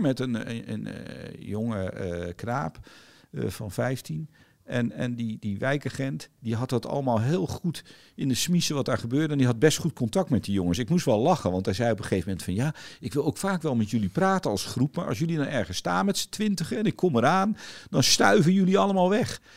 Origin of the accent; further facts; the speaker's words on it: Netherlands; we zijn allemaal groot geworden in Nederland door veel te fietsen in weer en wind